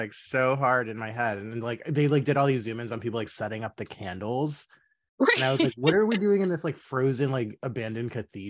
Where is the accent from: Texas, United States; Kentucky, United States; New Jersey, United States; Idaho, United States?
Texas, United States; Dallas; I'm from Dallas.